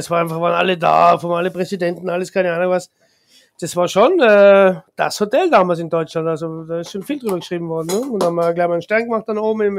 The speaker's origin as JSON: {"language": "German", "country": "Austria", "said": "als Österreicher, der Österreicher geht einfach nur gerne ins Wirtshaus"}